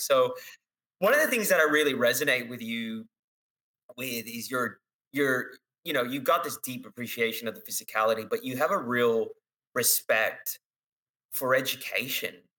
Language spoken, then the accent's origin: English; West Coast, United States; I grew up on the West Coast